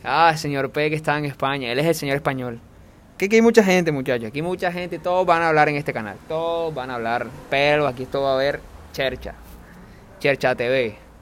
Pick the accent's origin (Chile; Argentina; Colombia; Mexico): Colombia; Costeño, Caribbean coast; como propio costeño